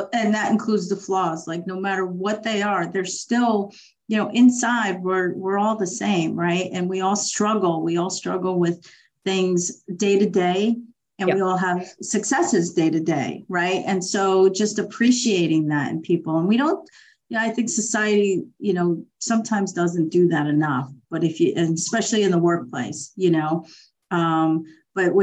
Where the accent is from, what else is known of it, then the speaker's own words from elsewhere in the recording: New York, United States; I was from New York.